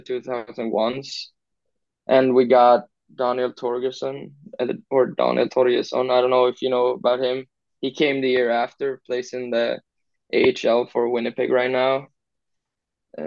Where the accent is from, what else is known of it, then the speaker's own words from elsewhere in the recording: Lerum, Västra Götaland, Sweden; English is a second language; moved away as an adult; also born or lived in Stockholm / Wisconsin; I was born in Stockholm, but my parents moved to Gothenburg pretty early, and I grew up 20 minutes outside in a town called Lerum